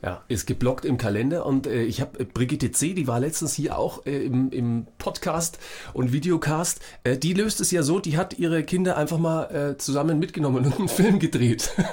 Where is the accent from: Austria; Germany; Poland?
Germany; Franconia, Bavaria; accent: Franconian; ich komme aus Franken